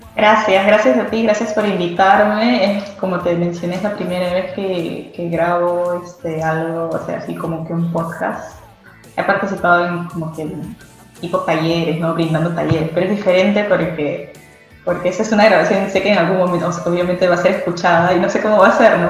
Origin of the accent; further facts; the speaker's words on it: Peru; moved away as an adult; now in England; como bueno peruano me encanta comer